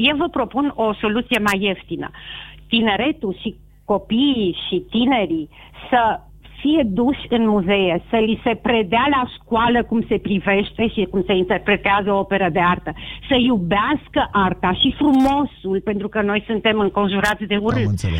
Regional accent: Romania; am fost foarte emoționată și am explicat că sunt româncă.

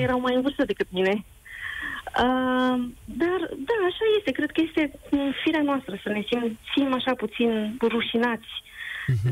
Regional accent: Romania; now in England, United Kingdom; sunt din România

